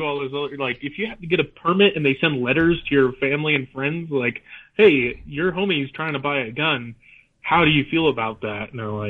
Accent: California, United States; moved away; I grew up in California

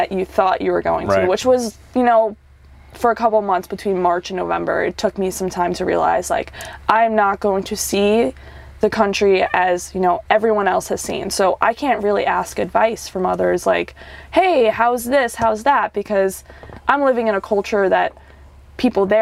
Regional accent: New York, United States; I am from New York. I was born and raised in New York.

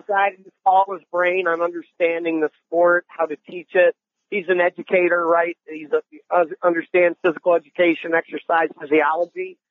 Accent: Ann Arbor, Michigan, United States; moved away as an adult; also born or lived in Arizona; Growing up in Ann Arbor

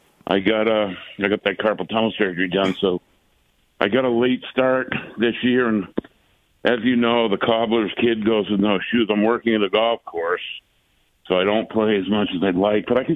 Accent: New England, United States; I grew up in New England.

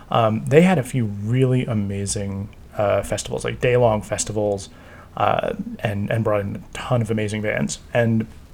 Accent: New Jersey, United States; I grew up in New Jersey. I grew up in the New Jersey ska scene and New York City ska scene.

